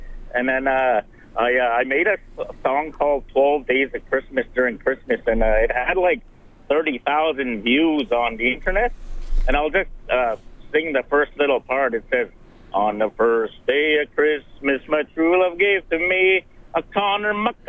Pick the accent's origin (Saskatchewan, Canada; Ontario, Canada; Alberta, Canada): Alberta, Canada; Highbury; My hometown, Highbury.